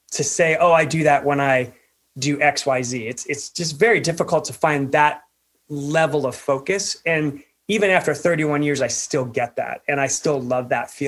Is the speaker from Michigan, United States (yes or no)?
no; Pennsylvania, United States; I grew up in Pennsylvania, so not a lot of climbing there